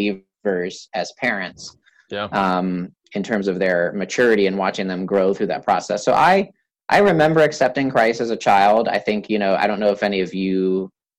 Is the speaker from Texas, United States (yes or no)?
no; a small town in Wisconsin, United States; also born or lived in Columbus; when I was in third grade, my dad got a job transfer to a small town in Wisconsin